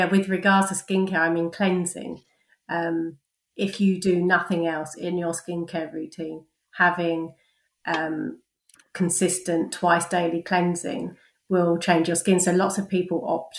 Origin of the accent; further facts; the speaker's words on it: London, United Kingdom; moved away as an adult; now in Cheltenham, United Kingdom; I was born and bred in London, but I moved to Cheltenham 10 years ago